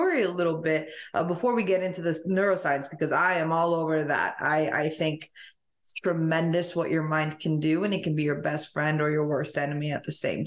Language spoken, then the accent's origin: English; Rome, Lazio, Italy; moved away; also born or lived in Albania; I grew up in Europe too. So I was born in Albania, and then I moved to Rome when I was little